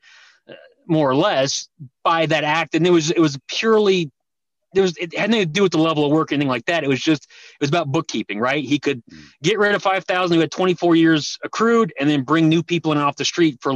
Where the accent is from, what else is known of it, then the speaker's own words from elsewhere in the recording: Denver, Colorado, United States; I grew up in Denver, Colorado, came from Eastern European background